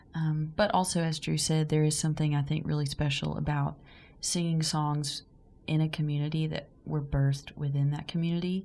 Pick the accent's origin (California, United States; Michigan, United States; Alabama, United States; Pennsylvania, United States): Alabama, United States; McCalla; also born or lived in Birmingham, Alabama; I am from McCalla, Alabama. It's about 35 to 40 minutes outside of Birmingham. And um, I graduated high school, though, in Birmingham